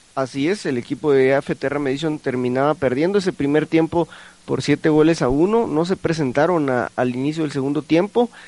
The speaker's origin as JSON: {"language": "Spanish", "country": "Guatemala", "said": "nosotros eh, como guatemaltecos"}